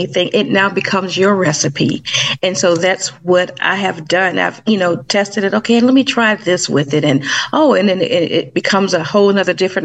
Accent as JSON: {"language": "English", "town": "Savannah", "region": "Georgia", "country": "United States", "tie": "born or raised there", "said": "I started baking when I was about 8 years old in Savannah, Georgia, because that's my hometown"}